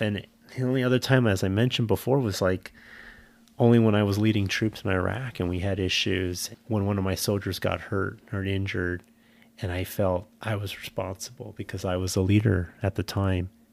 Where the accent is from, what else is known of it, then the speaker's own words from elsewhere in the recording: San Jose, California, United States; moved away; I grew up in a city, I grew up in San Jose